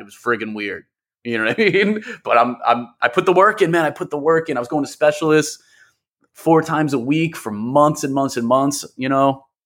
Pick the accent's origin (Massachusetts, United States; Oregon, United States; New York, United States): New York, United States; I'm an M C producer, born and raised in New York